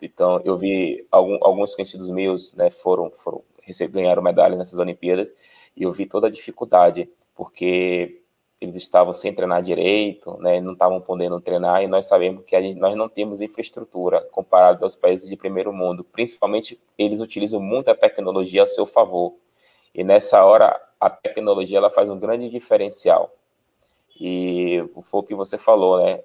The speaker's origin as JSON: {"language": "Portuguese", "country": "Brazil", "said": "Nós, como brasileiros"}